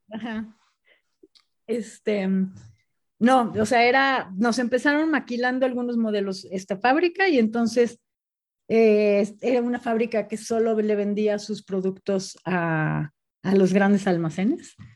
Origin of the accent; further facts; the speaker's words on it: Puebla, Mexico; moved away; also born or lived in Monterrey / Guadalajara / Spain; yo soy de Puebla, me fui, viví en Monterrey, después Guadalajara